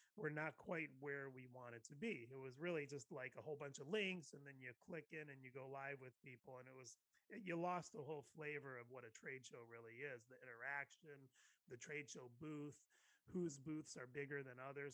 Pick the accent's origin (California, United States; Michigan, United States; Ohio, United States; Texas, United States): Ohio, United States; moved away as an adult; now in West Coast, United States; I grew up in the Midwest